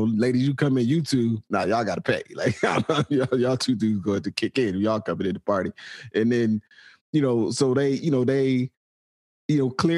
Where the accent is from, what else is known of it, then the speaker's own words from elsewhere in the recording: United States; I'm from the States